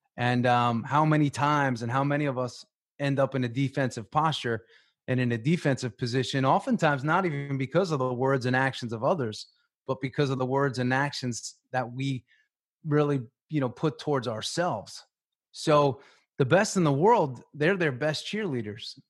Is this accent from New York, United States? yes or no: yes; Long Island, New York, United States; moved away as an adult; also born or lived in Tampa, Florida; I grew up in New York on Long Island